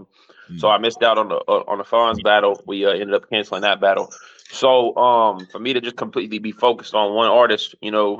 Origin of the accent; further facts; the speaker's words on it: Knoxville, Tennessee, United States; moved away as an adult; now in Kansas City, United States; I'm born and raised Knoxville, Tennessee, moved to Kansas City when I was 20